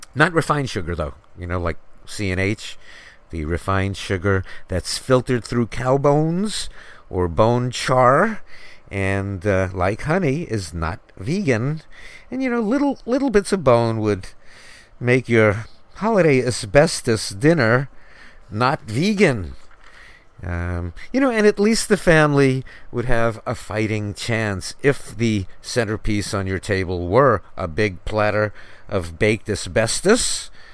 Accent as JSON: {"language": "English", "town": "New York City", "region": "New York", "country": "United States", "tie": "born or raised there", "said": "When I grew up in New York City, the population was 8 million"}